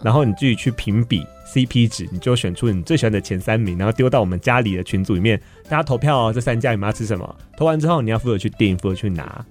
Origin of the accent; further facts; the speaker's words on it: Kaohsiung, Taiwan; 我高雄人